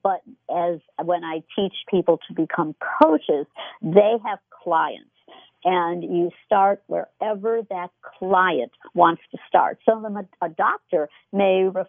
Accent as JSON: {"language": "English", "town": "Chicago", "region": "Illinois", "country": "United States", "moved": "yes", "said": "I was from the Chicago area"}